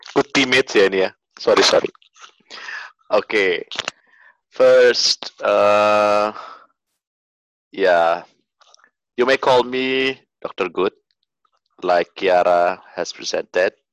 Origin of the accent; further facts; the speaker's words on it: North Sumatra, Indonesia; gue berasal dari Sumatera Utara gue Batak anak kedua dari enam bersaudara